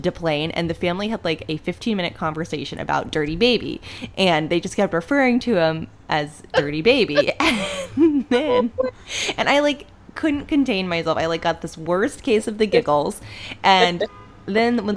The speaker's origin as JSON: {"language": "English", "region": "Northeast Ohio", "country": "United States", "tie": "born or raised there", "said": "growing up in Northeast Ohio"}